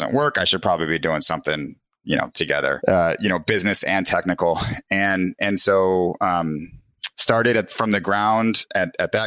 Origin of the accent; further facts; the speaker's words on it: Des Plaines, Illinois, United States; I grew up in Chicago, in the suburbs, Des Plaines, right next to O'Hare